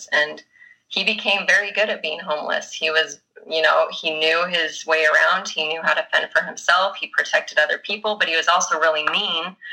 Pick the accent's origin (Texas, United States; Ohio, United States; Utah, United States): Utah, United States; Bountiful; also born or lived in Chile / Salt Lake City, Utah / Northern Virginia; I grew up in Bountiful, Utah.